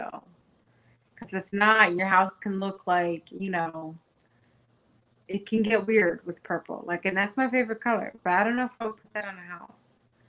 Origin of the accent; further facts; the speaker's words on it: New York, United States; Always used to love that because it reminded me of like New York growing up in New York and stuff like that. I don't know. Dominicans have a thing with gold. It's weird. I don't get it. They probably don't get it, but it's our thing.